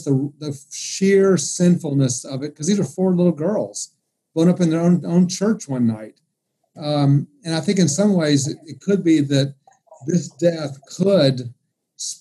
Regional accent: Atlanta, Georgia, United States; I grew up in a Jewish neighborhood in Atlanta

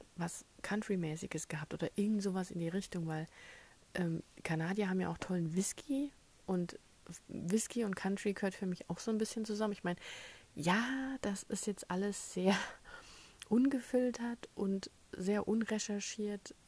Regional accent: Germany; erstens bin ich Europäer, zweitens bin ich Deutscher

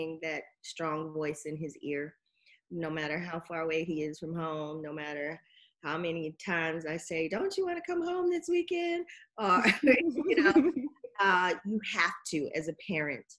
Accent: Alabama, United States; I'm from Alabama, Roll Tide. I love football. I grew up around it.

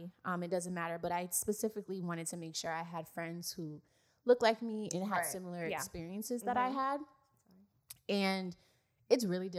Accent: Miami, Florida, United States; we were raised in Miami, in the parts of Miami that are not favorable.

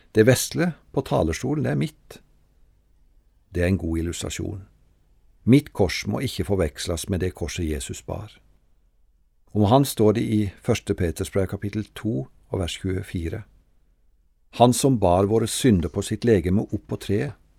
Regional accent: Treungen, Telemark, Norway; Hjemme i Frikirka i Treungen var det to kors

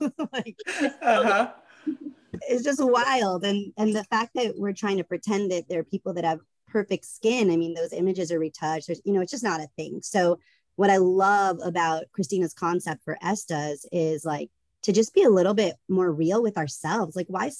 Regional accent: the South, United States; I grew up in the South

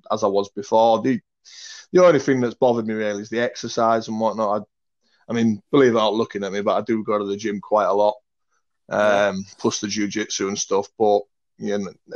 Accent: Hull, Yorkshire and the Humber, United Kingdom; now in Manchester, United Kingdom; I'm from Hull originally in Yorkshire, or Humberside

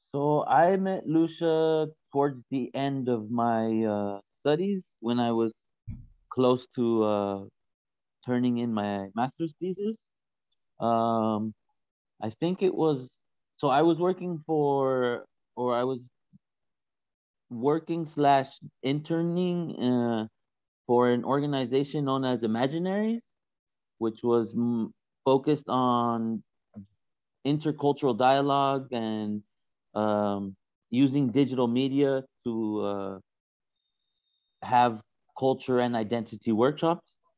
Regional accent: California, United States; moved away as an adult; now in Berlin, Germany; I'm originally from California with a Latino background

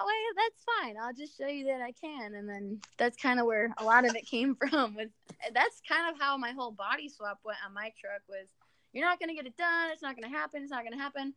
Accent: an hour north of Grand Rapids, Michigan, United States; moved away as an adult; also born or lived in Amarillo, Texas; now in Lubbock, United States; I'm actually originally from Michigan, but I moved down here to go to school in Amarillo

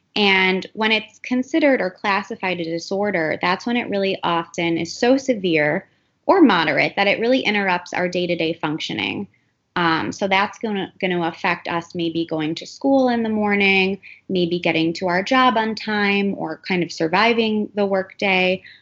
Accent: Cleveland, Ohio, United States; moved away as an adult; also born or lived in New York; now in Miami, United States; I am originally from Cleveland, Ohio, um, but I've actually lived in Miami close to 12 years now

